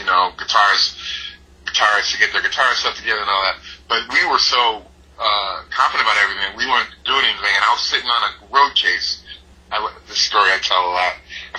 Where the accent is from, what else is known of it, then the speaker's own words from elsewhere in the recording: New Haven, Connecticut, United States; I'm from New Haven, Connecticut